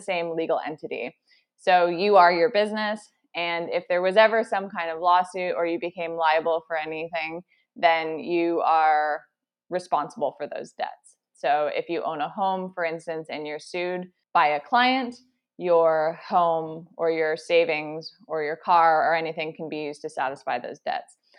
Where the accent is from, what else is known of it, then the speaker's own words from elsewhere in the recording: Ontario, Canada; moved away as an adult; also born or lived in Toronto; now in British Columbia, Canada; I'm originally from Ontario. I recently just moved to British Columbia